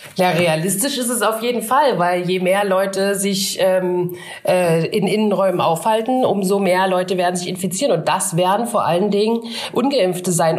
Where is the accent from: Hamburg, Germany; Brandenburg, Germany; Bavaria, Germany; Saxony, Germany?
Saxony, Germany; Upper Lusatia; bei mir ist es äh, Ost, also in der Oberlause sagt man Schuleingang